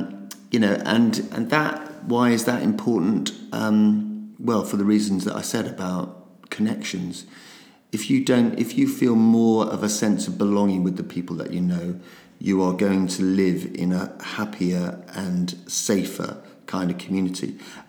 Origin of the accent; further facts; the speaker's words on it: United Kingdom; even though we're incredibly British